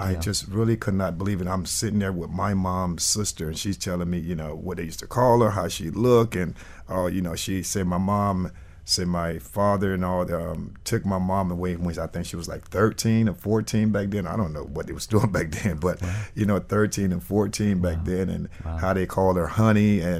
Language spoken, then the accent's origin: English; Miami, Florida, United States; I grew up in Miami for a while, for a long while, and went to school here. And then I went away to Carolina